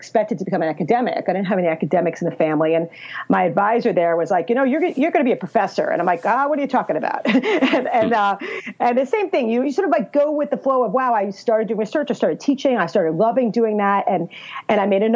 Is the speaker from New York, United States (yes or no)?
yes; New York, United States; also born or lived in Chicago; now in Maryland, United States; my hometown originally in New York